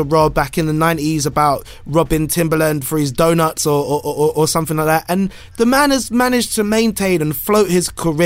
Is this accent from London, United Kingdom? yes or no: yes; London, United Kingdom; where are you from? And I went London